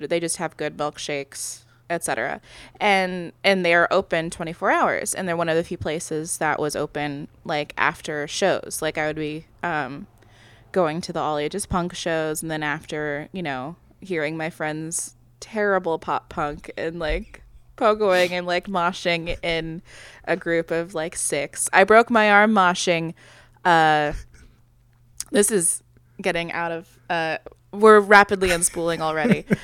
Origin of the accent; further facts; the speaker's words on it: Midwest, United States; I'm from the Midwest